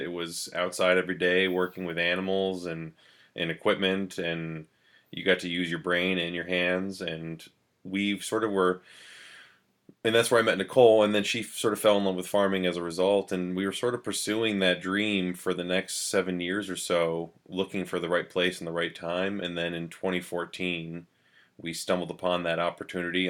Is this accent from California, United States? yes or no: no; New London, New Hampshire, United States; I grew up in New London, New Hampshire